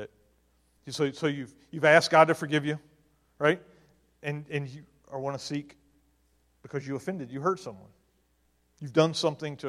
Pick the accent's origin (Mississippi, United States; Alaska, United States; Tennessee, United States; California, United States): Mississippi, United States; now in Maryland, United States; I'm from Mississippi, and things in Mississippi are a little different than they are in Maryland.